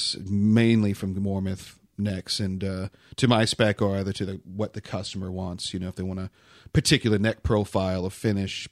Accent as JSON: {"language": "English", "region": "New England", "country": "United States", "tie": "born or raised there", "also_born_or_lived": "Massachusetts / Maine", "moved": "as an adult", "lives_now": "Oklahoma, United States", "said": "I grew up in New England, so I was born in Massachusetts and did my my later teen years in Maine"}